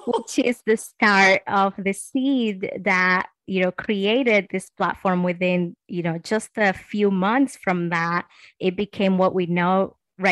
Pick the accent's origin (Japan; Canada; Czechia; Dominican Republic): Dominican Republic; moved away; I'm originally from the Dominican Republic